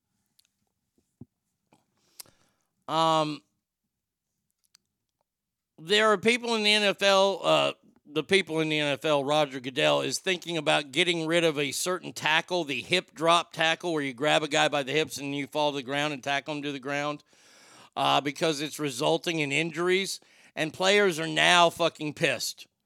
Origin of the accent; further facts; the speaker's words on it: United States; as an American